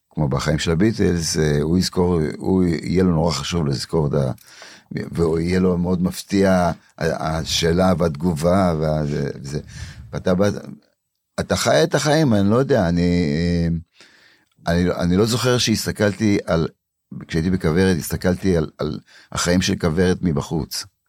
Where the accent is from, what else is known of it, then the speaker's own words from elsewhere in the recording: Warsaw, Masovian Voivodeship, Poland; now in Israel; בוורשה הייתי יושב מתחת לפסנתר בתור ילד, בן שלוש, ארבע